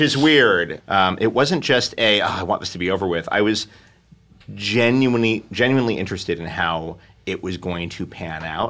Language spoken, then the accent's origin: English; New York City, New York, United States; now in Los Angeles, United States; I grew up in Manhattan. I live in Los Angeles